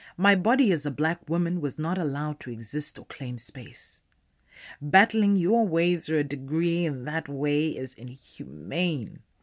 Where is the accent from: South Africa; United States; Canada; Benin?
South Africa; Limpopo; I am a South African black woman, born in the late eighties of the tail end chaotic uprising of apartheid South Africa. Naturally, my birth came with no freedom. I was raised in the townships of the northern province of the country